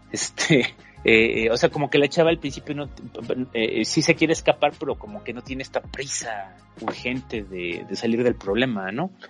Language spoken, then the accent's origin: Spanish; Mexico; en México no tenemos ese tipo de narrativas